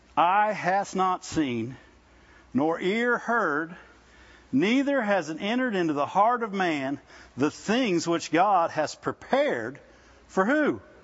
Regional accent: Midwest, United States; I grew up in the Midwest

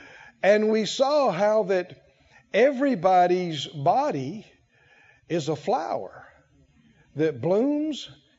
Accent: the South, United States; born there; I was born in the South and I was born to the Moore family. And so I'm a Moore boy. I'm a country boy.

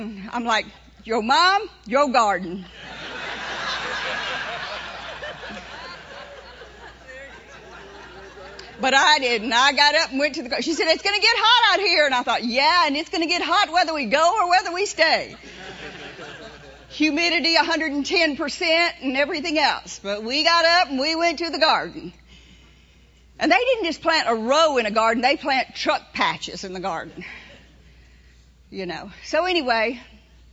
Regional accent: New Orleans, Louisiana, United States; moved away; I was born in New Orleans, in the city of New Orleans. And I grew up there

